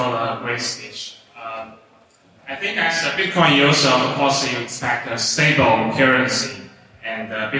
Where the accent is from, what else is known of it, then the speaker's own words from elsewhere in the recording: China; And I'm from China